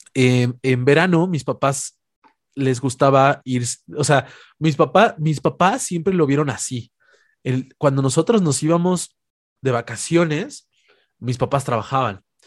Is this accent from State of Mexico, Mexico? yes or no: no; Puebla, Mexico; las afueras de Puebla, que es la ciudad donde soy originario